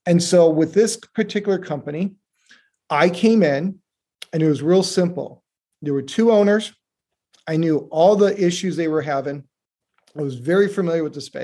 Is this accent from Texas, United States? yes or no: no; Detroit, Michigan, United States; I grew up in Detroit, Michigan